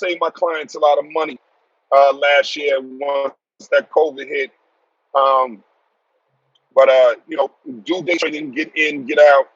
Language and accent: English; New York City, New York, United States; also born or lived in Texas; I'm originally from Brooklyn, New York. Born and raised.